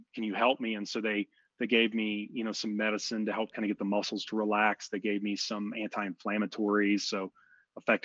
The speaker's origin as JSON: {"language": "English", "area": "outside of Houston", "region": "Texas", "country": "United States", "tie": "born or raised there", "said": "I grew up outside of Houston"}